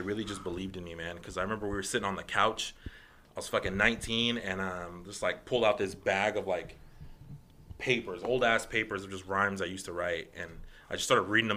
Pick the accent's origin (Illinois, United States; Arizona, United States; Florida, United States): Arizona, United States; Guadalupe; I'm from Guadalupe, Arizona.